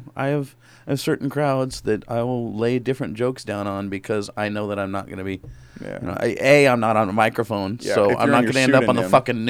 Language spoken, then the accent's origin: English; Salem, Oregon, United States; also born or lived in Denver, Colorado; I was born and raised in Denver, and then I grew up in the Willamette Valley here, Salem area.